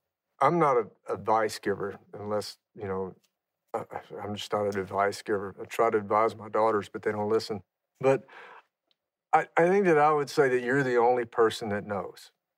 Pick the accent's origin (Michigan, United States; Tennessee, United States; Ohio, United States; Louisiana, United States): Louisiana, United States; I grew up in Louisiana, and we used to drink Miller ponies sitting on a tailgate around a bonfire. I mean, that was part of the culture of growing up for us.